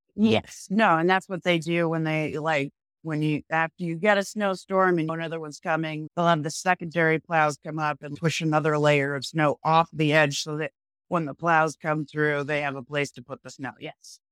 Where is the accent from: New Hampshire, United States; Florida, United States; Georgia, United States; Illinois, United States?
New Hampshire, United States; moved away as an adult; also born or lived in Massachusetts / Vermont / Maine; I grew up in New Hampshire